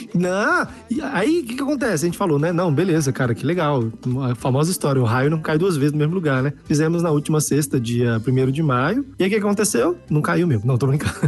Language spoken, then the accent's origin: Portuguese; Brasília, Federal District, Brazil; also born or lived in Minas Gerais; tenho família mineira, como eu já falei, mas aqui de Brasília